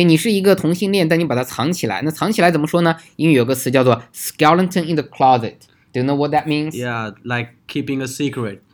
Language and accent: Chinese; China; 我们中国人